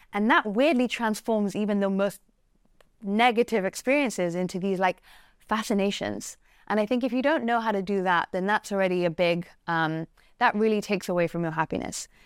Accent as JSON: {"language": "English", "region": "England", "country": "United Kingdom", "said": "I'm English"}